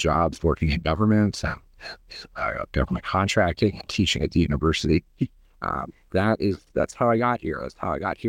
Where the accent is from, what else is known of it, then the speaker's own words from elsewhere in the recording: Ohio, United States; also born or lived in Pittsburgh, Pennsylvania; I grew up in the Rust Belt in Northern Ohio and was born in Pittsburgh in the Appalachia area.